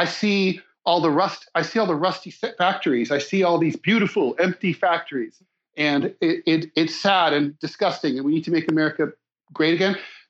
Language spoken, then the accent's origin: English; Dayton, Ohio, United States; moved away as an adult; I grew up in Dayton.